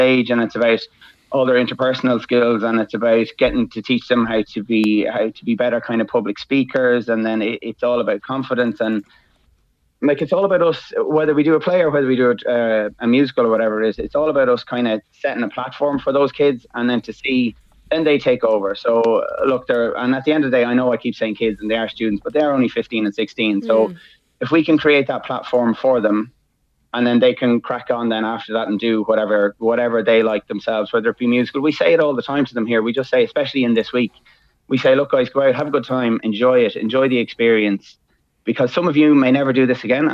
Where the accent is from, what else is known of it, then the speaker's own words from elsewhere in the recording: Trim, Leinster, Ireland; now in Maynooth, Ireland; I'm from Trim originally, but I live in Maynooth.